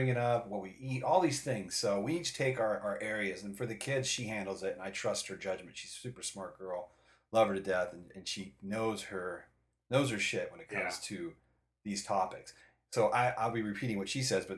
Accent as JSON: {"language": "English", "town": "Boulder City", "region": "Nevada", "country": "United States", "tie": "born or raised there", "also_born_or_lived": "Iowa", "said": "moved us to a little town outside of Las Vegas called Boulder City, Nevada. It's out by Lake Mead, Hoover Dam area"}